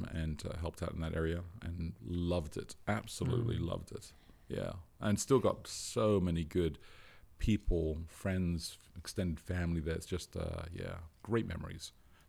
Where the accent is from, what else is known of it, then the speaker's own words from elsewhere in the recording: London, United Kingdom; accent: Southeast London; And from England, born in Southeast London. And when I'm home, my accent changes.